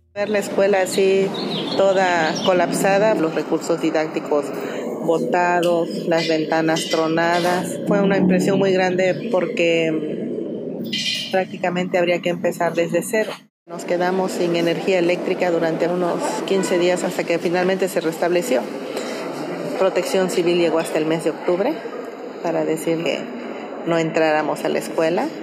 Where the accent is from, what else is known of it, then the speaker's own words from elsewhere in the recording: San Mateo del Mar, Oaxaca, Mexico; soy originaria de la comunidad de San Mateo del Mar, somos un pueblo originario del pueblo Icots